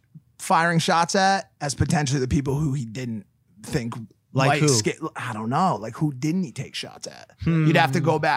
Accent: Bridgeport, Connecticut, United States; But I'm from Connecticut.

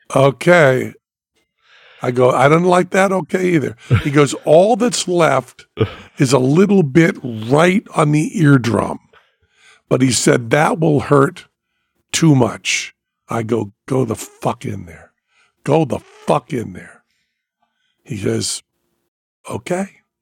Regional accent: Western Massachusetts, United States; I'm from Western Massachusetts

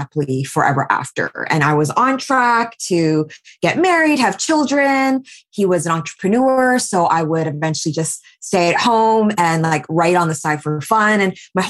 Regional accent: Vancouver, British Columbia, Canada; moved away as an adult; also born or lived in New York; I am 39 and I was born and raised in Vancouver, but I spent the last 8 years in New York and then just moved back to Vancouver during the pandemic.

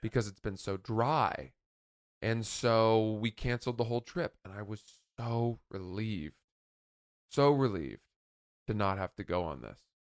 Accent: Maine, United States; a buddy of mine that I grew up in Maine

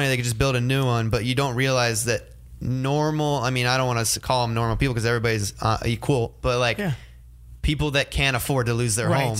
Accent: Ohio, United States; now in California, United States; when I grew up in Ohio, we had snow days.

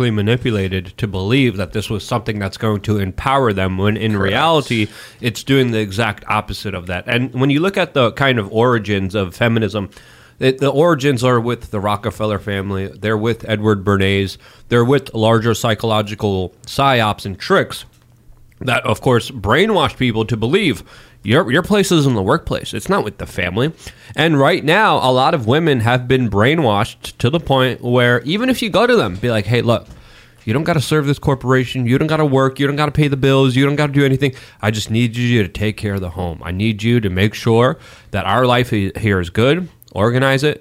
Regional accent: Poland; moved away; I'm Slavic. I was born in Poland.

